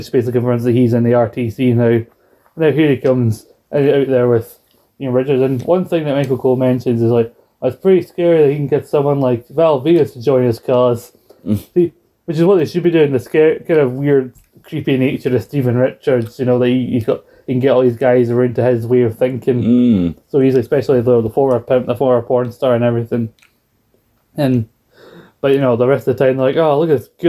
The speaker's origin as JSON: {"language": "English", "country": "United Kingdom", "said": "as a British person we don't watch, we don't celebrate Thanksgiving"}